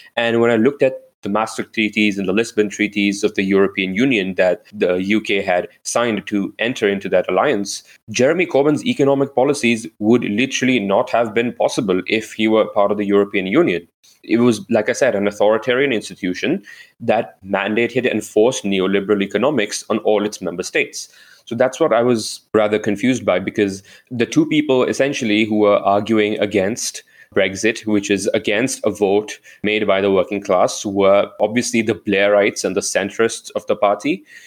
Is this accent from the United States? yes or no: no; India; moved away; I am an Indian citizen